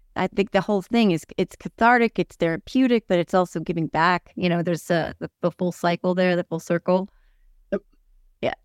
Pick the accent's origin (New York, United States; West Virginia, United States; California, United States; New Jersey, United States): New Jersey, United States; Lafayette; also born or lived in Whippany, Morris County, New Jersey; I grew up in Lafayette.